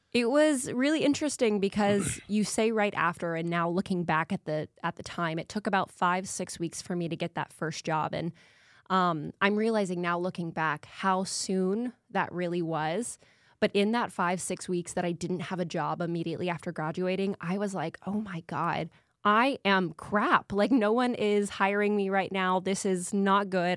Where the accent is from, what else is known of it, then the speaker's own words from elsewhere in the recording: Lawrenceville, Georgia, United States; moved away as an adult; also born or lived in Duluth, Minnesota; now in Arkansas, United States; I'm from Lawrenceville, Georgia, so that's right outside of Atlanta